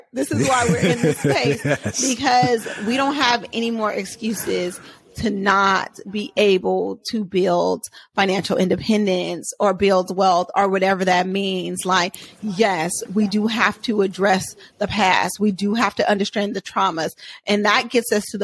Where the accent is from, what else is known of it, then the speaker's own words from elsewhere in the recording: Oakland, California, United States; I grew up in Oakland, California.